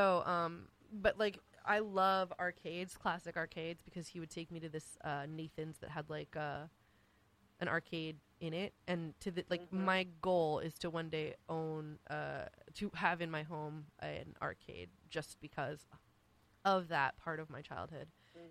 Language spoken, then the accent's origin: English; Mykonos, South Aegean, Greece; I grew up in Greece, in Mykonos, Greece.